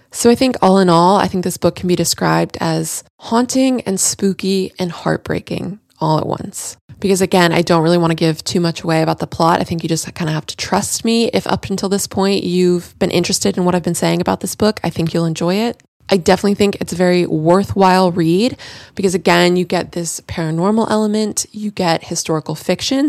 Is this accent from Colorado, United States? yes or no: no; Central Florida, United States; I'm more from Central Florida